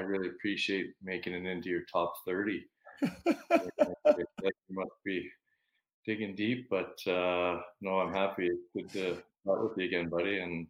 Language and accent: English; West Kelowna, British Columbia, Canada; I grew up on the west side. So I think now they call it West Kelowna. But if you talk to anybody I grew up with, they do not like it being called West Kelowna because it was West Bank and the west side.